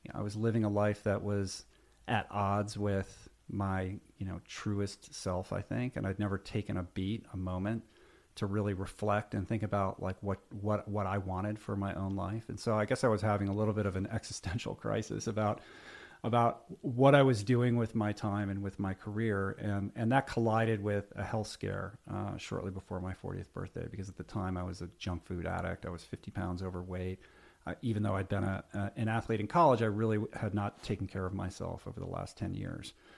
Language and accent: English; Washington, District of Columbia, United States; I grew up in Washington, D C